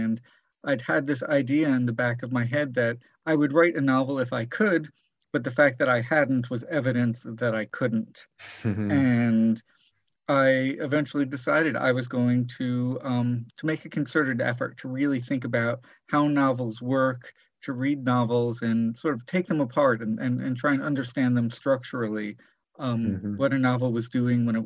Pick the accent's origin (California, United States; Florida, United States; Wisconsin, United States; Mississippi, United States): Florida, United States; South; I grew up in South Florida